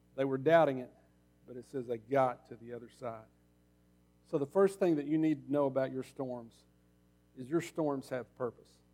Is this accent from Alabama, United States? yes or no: no; Oklahoma, United States; now in Arkansas, United States; I grew up in Oklahoma.